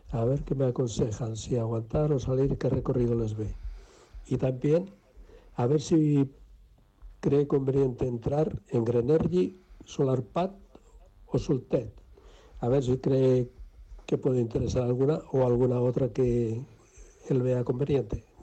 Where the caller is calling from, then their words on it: Barcelona, Catalonia, Spain; Hola, buenas tardes. … de Barcelona.